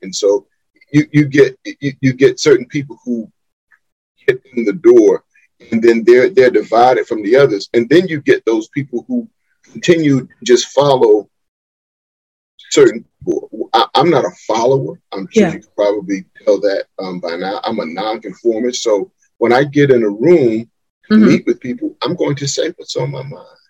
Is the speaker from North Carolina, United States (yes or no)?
yes; Wilmington, North Carolina, United States; I was born and raised right here in Wilmington, North Carolina